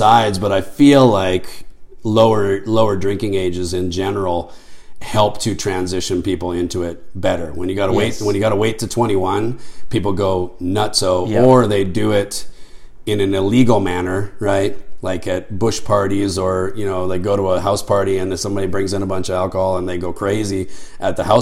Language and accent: English; Canada; moved away as an adult; also born or lived in Pennsylvania, United States / North Dakota, United States; now in Texas, United States; all your growing up years, you know, formative years were in Canada.